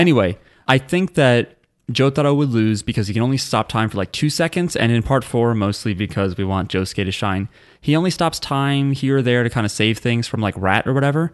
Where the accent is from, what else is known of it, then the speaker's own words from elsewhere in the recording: New Jersey, United States; we are from New Jersey